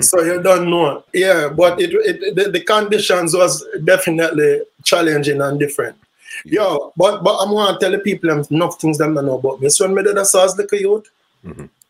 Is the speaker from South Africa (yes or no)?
no; Kingston, Jamaica; also born or lived in St. Mary, Jamaica; I was born in Kingston, Jamaica, Waterhouse, Kingston 11